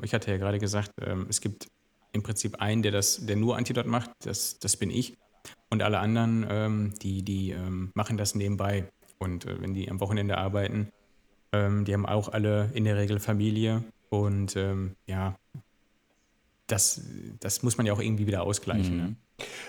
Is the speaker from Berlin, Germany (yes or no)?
no; Gelsenkirchen, North Rhine-Westphalia, Germany; moved away as an adult; now in Duisburg, Germany; jetzt bin ich Duisburger, aber ich bin eigentlich gebürtiger Gelsenkirchener. Hab da 36 Jahre gelebt